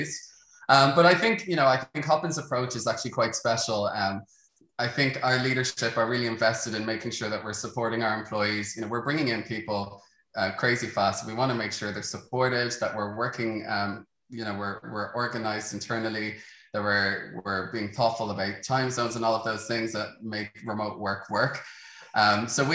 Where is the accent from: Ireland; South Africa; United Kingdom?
Ireland; Dublin, Leinster; I'm from Dublin, Ireland